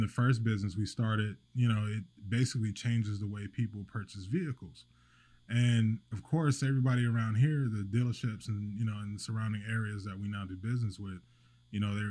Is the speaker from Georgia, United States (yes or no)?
no; Fayetteville, North Carolina, United States; moved away as an adult; now in Wilmington, United States; I'm originally from Fayetteville, North Carolina